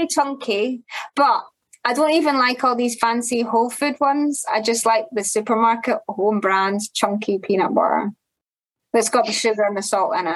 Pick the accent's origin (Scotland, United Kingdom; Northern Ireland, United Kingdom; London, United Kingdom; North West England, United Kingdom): Scotland, United Kingdom; Glasgow; I'm from Glasgow